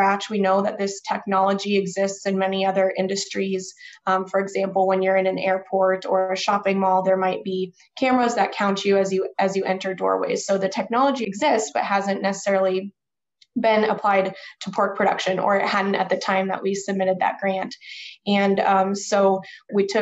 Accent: Overland Park, Kansas, United States; I'm originally from Overland Park, Kansas, which is a suburb of Kansas City

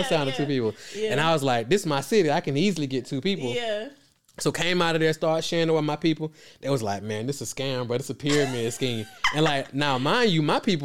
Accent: Atlanta, Georgia, United States; I'm from Atlanta. I dropped out of high school in 10th grade

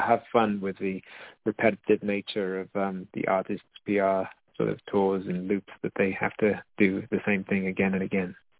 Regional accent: United Kingdom; moved away as an adult; also born or lived in Brisbane, Australia; now in Nijmegen, Netherlands; being a British person in Australia

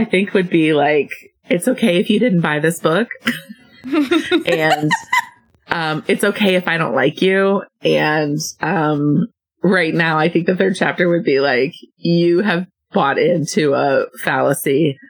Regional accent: Champaign, Illinois, United States; I am from Champaign, Illinois.

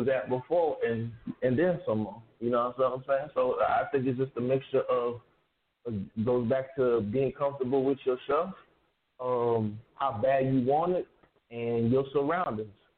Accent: Palm Beach, Florida, United States; moved away; also born or lived in Atlanta; back home to South Florida where we're from. I'm from Palm Beach

